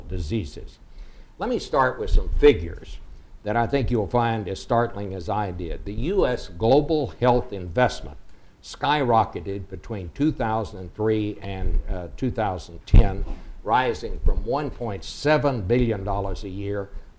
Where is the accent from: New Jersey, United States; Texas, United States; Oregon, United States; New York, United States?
Texas, United States; Fort Worth; Fort Worth, which is the home of TCU and also my hometown